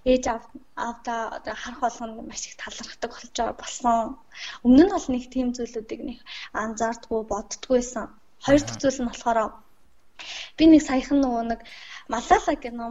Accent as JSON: {"language": "Mongolian", "country": "Mongolia", "tie": "born or raised there", "said": "би Монгол орнд төрсөндөө бас Монгол сурч байгаадаа маш их талархаж байгаа."}